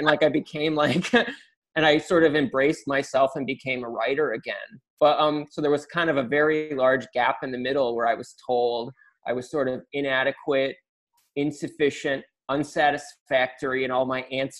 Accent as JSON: {"language": "English", "town": "Naperville", "region": "Illinois", "country": "United States", "tie": "born or raised there", "said": "No, Naperville was a evangelical conservative suburb. And I was the product of two middle-class parents."}